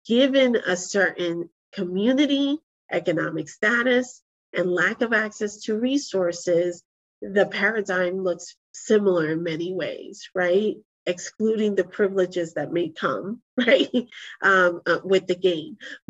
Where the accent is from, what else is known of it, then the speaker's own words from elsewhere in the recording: Bronx, New York, United States; You know, I grew up in the Army brat. When my parents divorced, I ended up in the heart of the South Bronx.